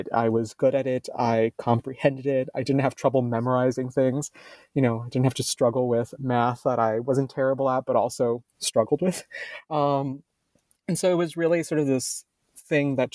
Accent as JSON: {"language": "English", "town": "Miami", "region": "Florida", "country": "United States", "tie": "born or raised there", "said": "So I was raised in Miami, Florida, basically in the Everglades"}